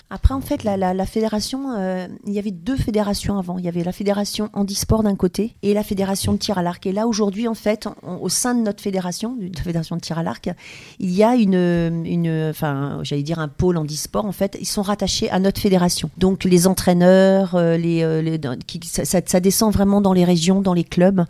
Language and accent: French; Blois, Centre-Val de Loire, France; je suis originaire de Blois dans le Loir-et-Cher